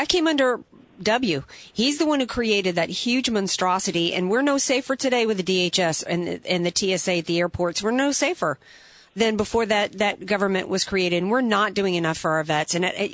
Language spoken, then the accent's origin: English; New Orleans, Louisiana, United States; I'm from the New Orleans area